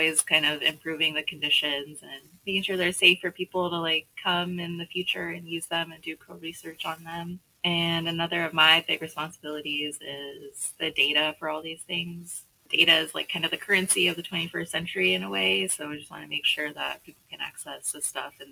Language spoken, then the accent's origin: English; Bay Area, California, United States; And I'm from the Bay Area originally, too, so I just kind of got stuck here